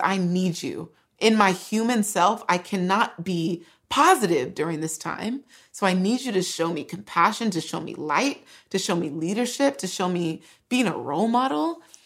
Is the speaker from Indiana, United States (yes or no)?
no; California, United States; first language English; I grew up in California